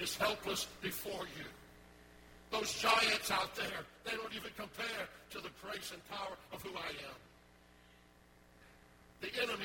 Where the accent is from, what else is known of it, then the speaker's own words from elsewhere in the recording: New Orleans, Louisiana, United States; moved away; I grew up in New Orleans